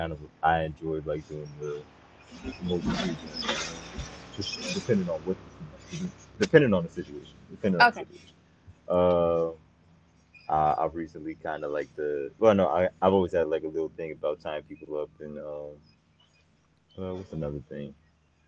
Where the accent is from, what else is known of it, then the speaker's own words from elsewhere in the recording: North New Jersey, United States; I'm from North New Jersey.